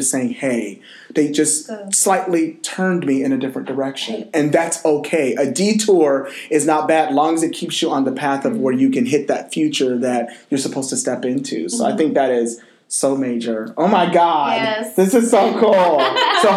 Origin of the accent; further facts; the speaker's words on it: Seattle, Washington, United States; We're from Seattle, and we, of course, rep University of Washington